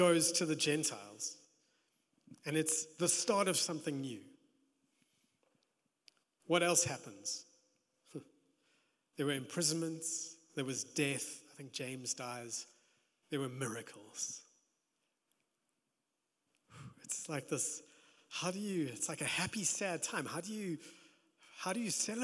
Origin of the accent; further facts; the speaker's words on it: South Africa; also born or lived in Johannesburg; being South African, being in Joburg